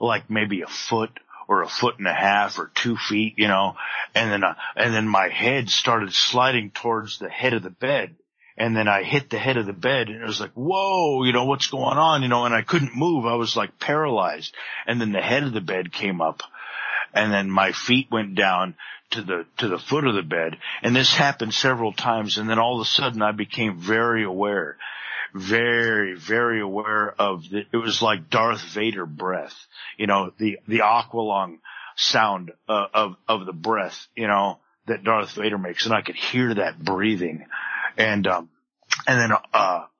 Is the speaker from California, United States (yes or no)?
yes; Palm Desert, California, United States; I went back to my hometown of Palm Desert, California